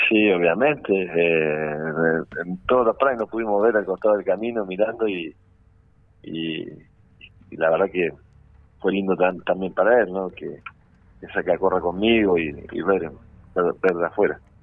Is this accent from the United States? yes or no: no; Neuquén, Argentina; en mi tierra